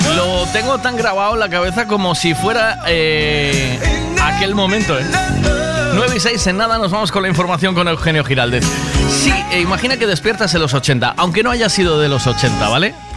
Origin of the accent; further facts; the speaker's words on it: Tui, Galicia, Spain; moved away; nos criamos en Tui y entonces Tui te huele a la infancia